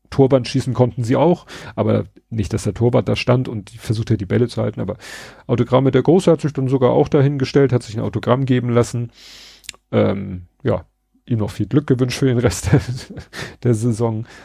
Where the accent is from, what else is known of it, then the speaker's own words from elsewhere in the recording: Hamburg, Germany; Also wir kommen ja aus Hamburg-Bramfeld und die Sternbrücke ist ja also rissen kurz vor der Hamburger Stadtgrenze, also kurz vor Wedel.